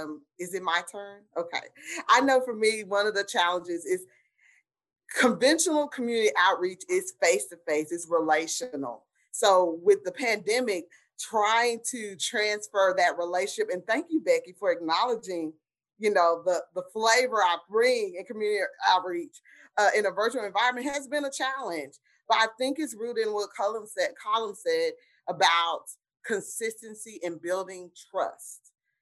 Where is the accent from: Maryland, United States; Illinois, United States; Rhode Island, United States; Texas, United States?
Texas, United States; Dallas; I'm from Oak Cliff, proud native of Oak Cliff. The bottom is home. My relatives are from South Dallas, who had small businesses in in South Dallas that I grew up with. And West Dallas is where my father's side of the family.